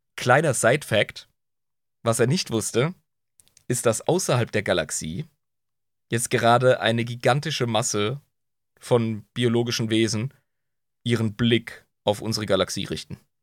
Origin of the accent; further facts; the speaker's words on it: Southern Germany, Germany; wie man bei uns im Süden sagt